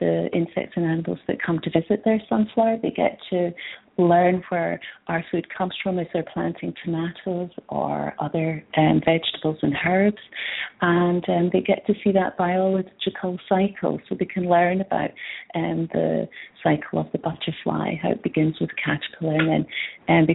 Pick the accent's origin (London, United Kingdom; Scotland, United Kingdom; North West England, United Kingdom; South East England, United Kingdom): Scotland, United Kingdom; moved away as an adult; also born or lived in Edinburgh; now in British Columbia, Canada; I'm from Scotland originally. I've been in BC for 10 years now